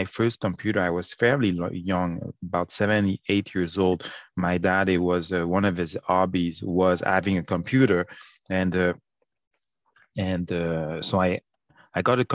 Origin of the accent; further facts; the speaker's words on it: Montreal, Quebec, Canada; also born or lived in Haiti; Born and raised in Montreal. And from 15 to 17, I went back and lived with my parents in Haiti.